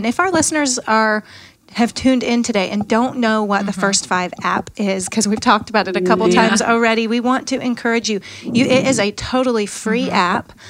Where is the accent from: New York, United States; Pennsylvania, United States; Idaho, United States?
Idaho, United States; I'm from Idaho